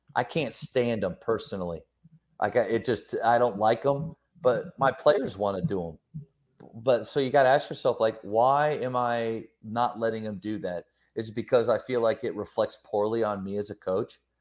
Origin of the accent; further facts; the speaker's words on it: Pennsylvania, United States; moved away; also born or lived in Texas; Growing up in Pennsylvania, moving down to Texas for basketball